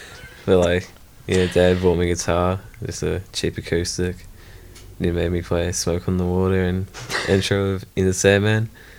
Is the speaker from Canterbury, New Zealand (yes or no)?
yes; Christchurch, Canterbury, New Zealand; Butter Beach.